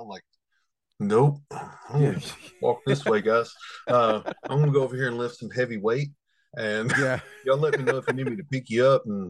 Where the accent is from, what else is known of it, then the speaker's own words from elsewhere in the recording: Ringgold, Georgia, United States; accent: country; I'm actually originally from Ringo, Georgia.